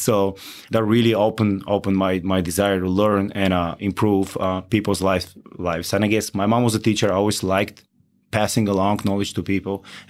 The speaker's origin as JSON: {"language": "English", "country": "Bulgaria", "moved": "as an adult", "lives_now": "Outer Banks, North Carolina, United States", "said": "I'm Bulgarian."}